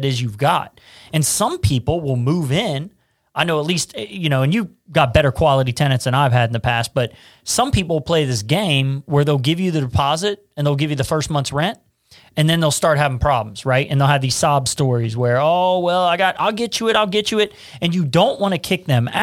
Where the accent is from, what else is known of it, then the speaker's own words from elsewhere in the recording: Cincinnati, Ohio, United States; I'm from Price Hill and, it's just no normal people want to live in Price Hill. Right. But it's a neighborhood I know